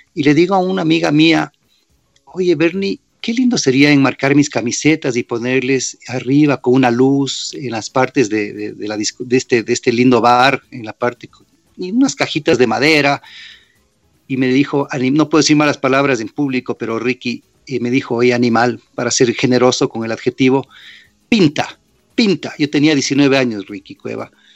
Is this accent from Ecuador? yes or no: yes; Ecuador; moved away as an adult; also born or lived in New York / Washington; apenas me fui del Ecuador, 18 y medio.